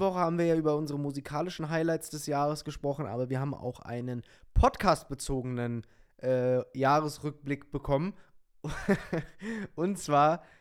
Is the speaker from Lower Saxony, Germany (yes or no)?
yes; Lower Saxony, Germany; ich komme ja aus Niedersachsen und nicht weit davon ist Wolfenbüttel